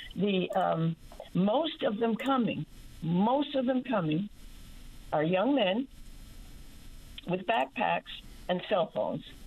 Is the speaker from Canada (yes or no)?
yes; New Brunswick, Canada; also born or lived in St. John's, Newfoundland; now in San Antonio, United States; born in New Brunswick, but I lived in St. John's